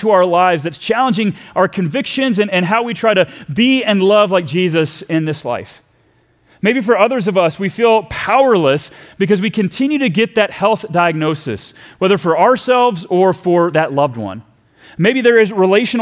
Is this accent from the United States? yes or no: yes; Texas, United States; we left my home country of Texas to go to Virginia